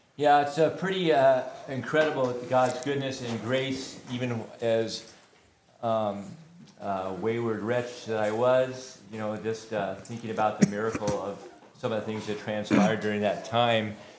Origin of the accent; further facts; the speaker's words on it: Tacoma, Washington, United States; also born or lived in St. Maries, Idaho / Leavenworth, Washington; That's where I grew up in Tacoma.